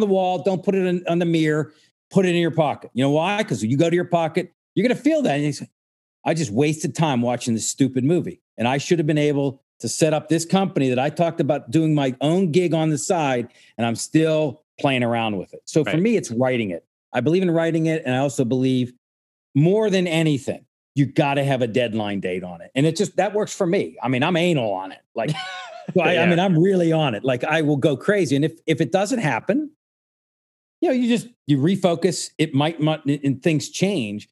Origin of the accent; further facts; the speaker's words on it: Pittsburgh, Pennsylvania, United States; moved away; also born or lived in New York; my hometown, right at Point State Park in Pittsburgh